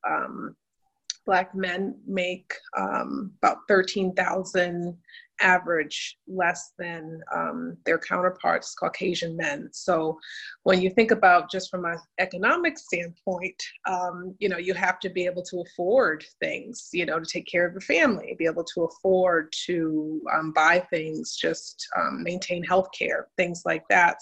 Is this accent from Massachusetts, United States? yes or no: no; New Haven, Connecticut, United States; I'm originally from Connecticut, uh, New Haven, Connecticut, where I grew up.